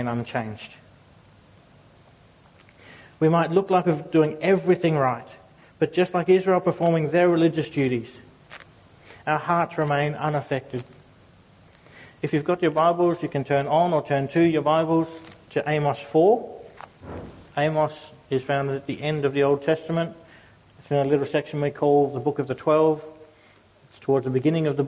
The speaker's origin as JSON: {"language": "English", "town": "Logan City", "region": "Queensland", "country": "Australia", "tie": "born or raised there", "said": "I grew up in Logan City"}